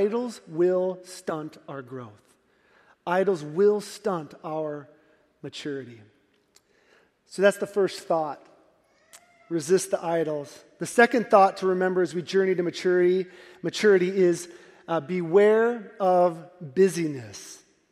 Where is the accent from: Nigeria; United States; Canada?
United States; Midwest; We're from the Midwest